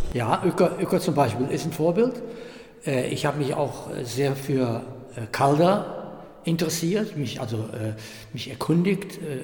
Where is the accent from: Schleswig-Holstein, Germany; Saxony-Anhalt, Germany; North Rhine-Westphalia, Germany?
North Rhine-Westphalia, Germany; Euskirchen; Miele in Euskirchen, das ist meine Heimat